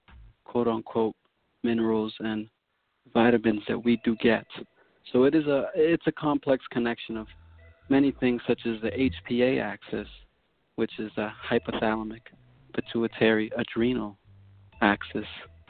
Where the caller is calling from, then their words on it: Massachusetts, United States; I'm calling from Massachusetts at the current moment.